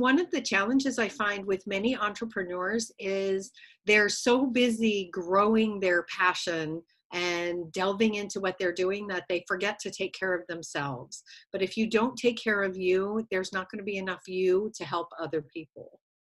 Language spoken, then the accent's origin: English; Connecticut, United States; moved away as an adult; grew up in New England in a little state called Connecticut